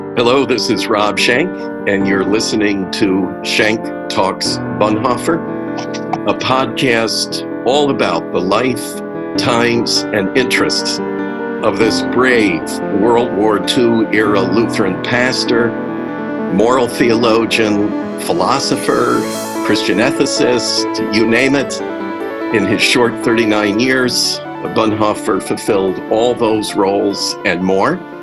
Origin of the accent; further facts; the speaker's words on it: Montclair, New Jersey, United States; I was born in Montclair, New Jersey